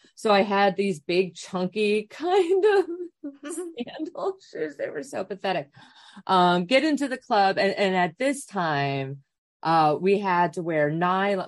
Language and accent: English; Wisconsin, United States; I grew up in Wisconsin